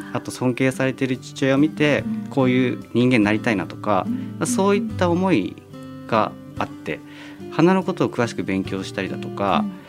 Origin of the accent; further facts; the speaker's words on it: Kyushu, Japan; moved away; also born or lived in United States; 僕九州の育ちなんですけどあの地元でも